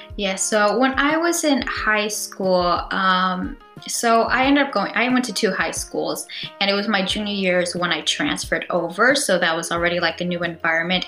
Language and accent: English; California, United States; I am from California and I'm familiar with that system